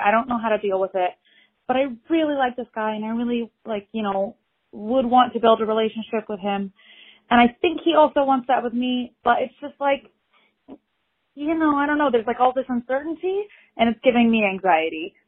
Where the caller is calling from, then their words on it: New York City, New York, United States; I'm calling from New York City